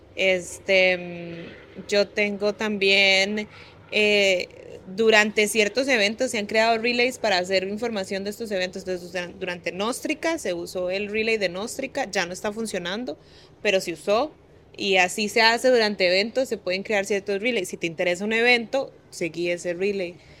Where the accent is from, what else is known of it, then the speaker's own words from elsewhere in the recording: Guanacaste, Costa Rica; moved away as an adult; also born or lived in Belize; Nosara es una playa en Costa Rica, en Guanacaste, que es donde yo nací.